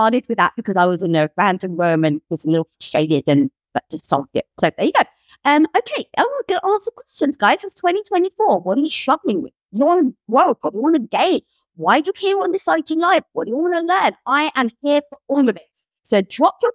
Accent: England, United Kingdom; moved away; I come from England. I'm Greek Orthodox.

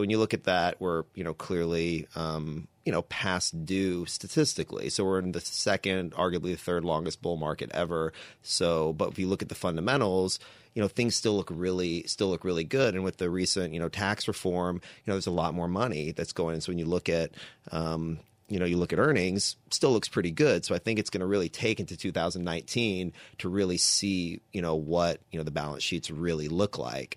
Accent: Texas, United States; I'm born and raised in Texas

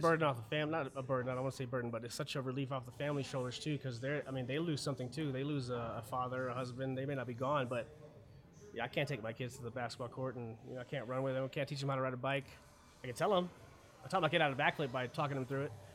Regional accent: Germany; now in United States; I was born in Germany, 100%. Both my parents are German.

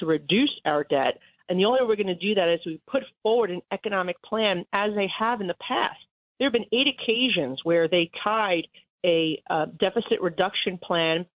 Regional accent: New York City, New York, United States; as a New Yorker

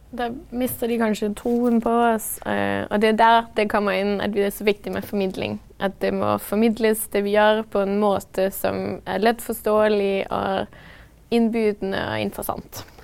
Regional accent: Denmark; moved away as an adult; now in Norway; da jeg var hjemme i Danmark

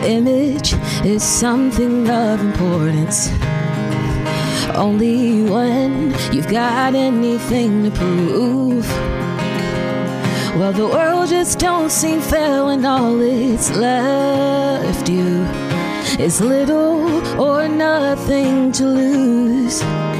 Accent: Baltimore, Maryland, United States; moved away as an adult; now in Nashville, United States; Baltimore, Maryland.

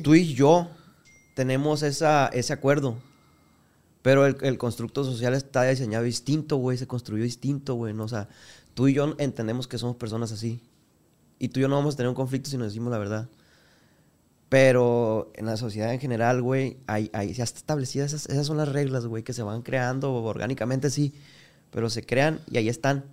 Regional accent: Culiacán, Sinaloa, Mexico; Yo soy de aquí de Culiacán

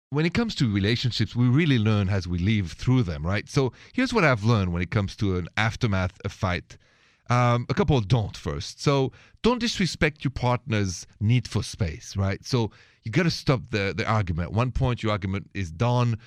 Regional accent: France; accent: French; My accent is French.

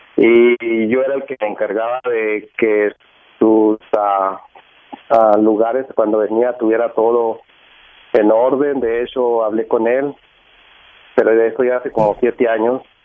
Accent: Chihuahua, Mexico; now in New Mexico, United States; yo soy de Chihuahua

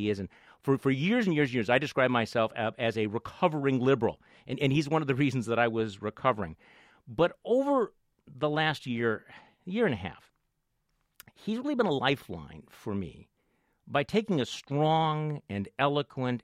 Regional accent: Milwaukee, Wisconsin, United States; I'm from Milwaukee, but I'm broadcasting live here from Manhattan from the studios of WNYC

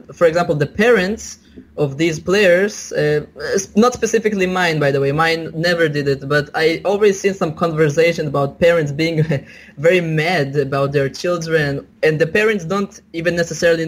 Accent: Israel; I was born in Israel, but my parents are originated from a Soviet Union

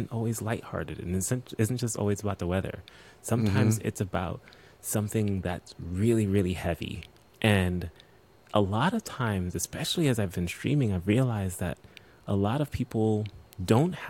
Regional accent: New York, United States; I'm from New York, born and raised

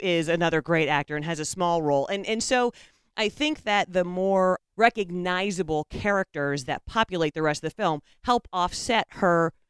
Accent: United States; we, as the American public

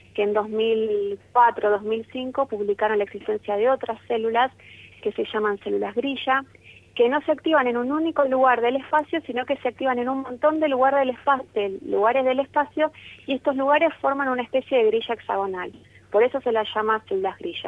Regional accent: Argentina

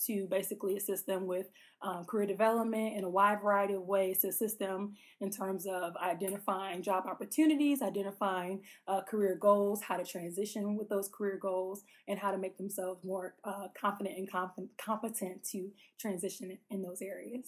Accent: Chicago, Illinois, United States; also born or lived in Jacksonville, Florida; now in West Lafayette, United States; I was actually born in Jacksonville, Florida, but I was raised in Chicago, Illinois, South Side

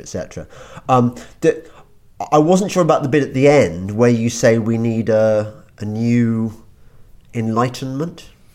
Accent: England, United Kingdom; we're English.

